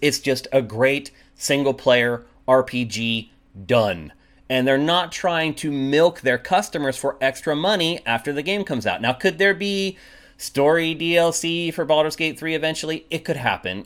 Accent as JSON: {"language": "English", "country": "United States", "also_born_or_lived": "Los Angeles", "said": "an American coming back here"}